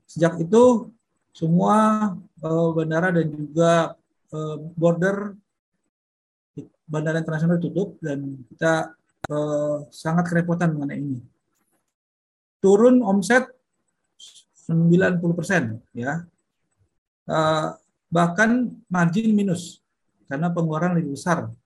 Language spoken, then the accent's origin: Indonesian; North Sumatra, Indonesia; moved away as an adult; now in Bali, Indonesia; saya aslinya dari Sumatera Utara dan terdampar di Bali dari tahun 94.